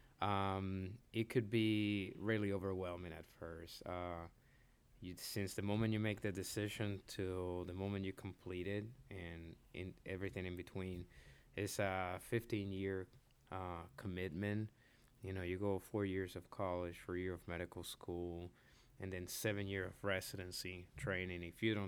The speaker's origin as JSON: {"language": "English", "country": "Puerto Rico", "tie": "born or raised there", "also_born_or_lived": "Dominican Republic / Florida / Nashville", "moved": "yes", "lives_now": "Lexington, United States", "said": "I was born in the Dominican Republic. I grew up in Puerto Rico, but then from there moved to Florida."}